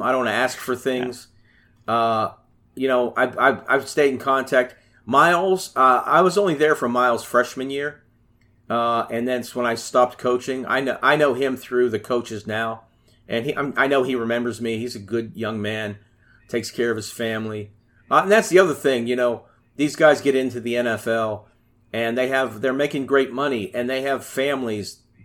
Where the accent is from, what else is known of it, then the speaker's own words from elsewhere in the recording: Pittsburgh, Pennsylvania, United States; I'm from Pittsburgh, Pennsylvania